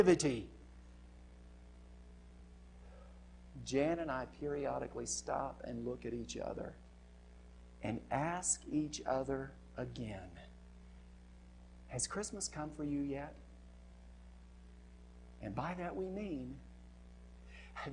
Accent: United States; I'm an American

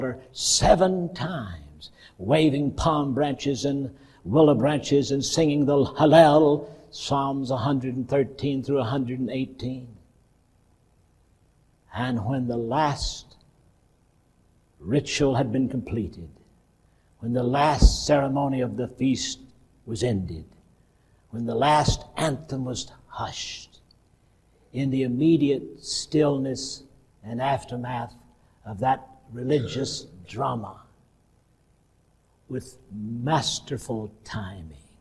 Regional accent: Cordova, Alabama, United States; I grew up in Cordova, Alabama, where nobody said incognito

